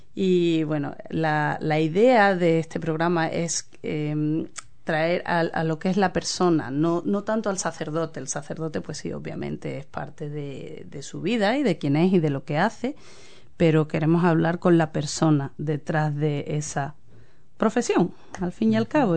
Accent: Andalusia, Spain; also born or lived in London; now in New Zealand; es de la misma región de donde yo vengo, que es Andalucía

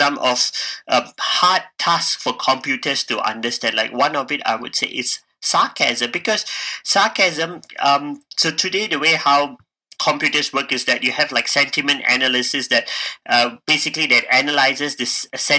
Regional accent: Malaysia; moved away as an adult; now in Dunedin, New Zealand; I'm from Malaysia

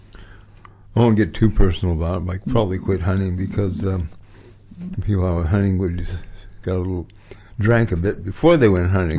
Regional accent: California, United States; now in New Zealand; I grew up in America

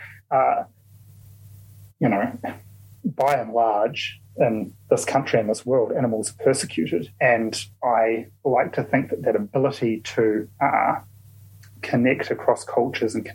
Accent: Auckland, New Zealand; I grew up in South Auckland

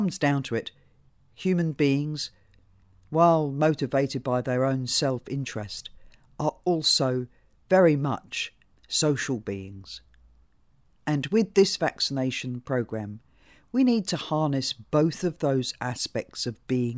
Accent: United Kingdom; now in New Zealand; While I was born in Britain, as you can tell, I am now a citizen of New Zealand.

